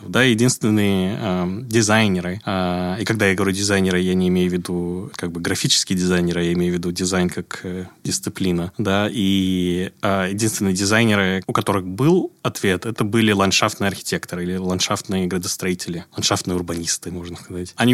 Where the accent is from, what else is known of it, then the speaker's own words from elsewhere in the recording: Tashkent, Uzbekistan; moved away as an adult; also born or lived in New York; Я родом из Ташкента, Узбекистан.